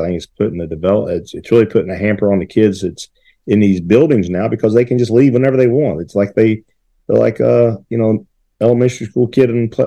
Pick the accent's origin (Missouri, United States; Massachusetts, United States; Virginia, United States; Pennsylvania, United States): Virginia, United States; Salem; I'm from the Roanoke area